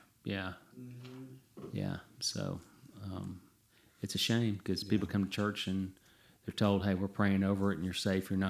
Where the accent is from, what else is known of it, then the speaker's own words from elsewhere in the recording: Franklin, Tennessee, United States; accent: Southern; I grew up right here in Middle Tennessee.